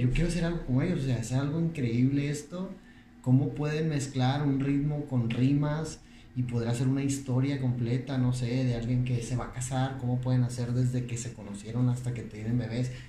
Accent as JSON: {"language": "Spanish", "town": "Monterrey", "region": "Nuevo León", "country": "Mexico", "tie": "born or raised there", "said": "yo soy de aquí de Monterrey, Nuevo León. Yo nací en el 88."}